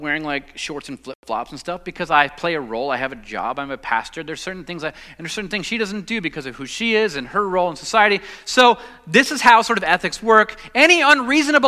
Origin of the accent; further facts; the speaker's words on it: Los Angeles, California, United States; now in Southern United States; I'm a Southerner, I guess, even though I grew up in Los Angeles, but I'm here now.